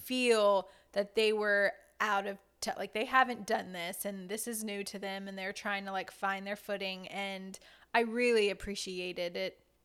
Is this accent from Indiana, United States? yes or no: no; South Louisiana, United States; I, myself, am Cajun. I'm from South Louisiana, um, near New Orleans